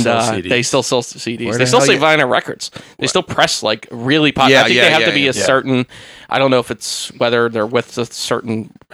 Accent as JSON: {"language": "English", "town": "Philadelphia", "region": "Pennsylvania", "country": "United States", "tie": "born or raised there", "said": "I was born and raised in South Philly."}